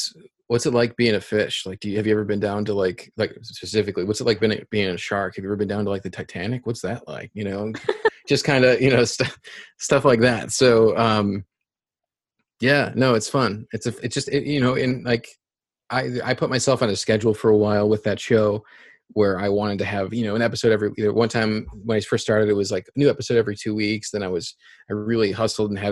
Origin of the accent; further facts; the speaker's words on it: upstate New York, United States; also born or lived in Chicago; now in New Hampshire, United States; I'm from upstate New York. So I'm from the East Coast initially